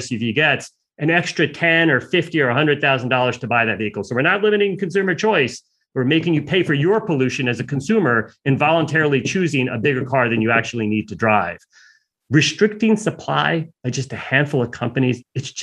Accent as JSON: {"language": "English", "country": "United States", "said": "I'm an American"}